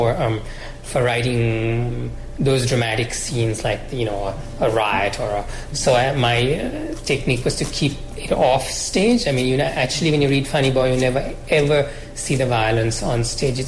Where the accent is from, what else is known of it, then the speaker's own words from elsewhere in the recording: Sri Lanka; I grew up in Sri Lanka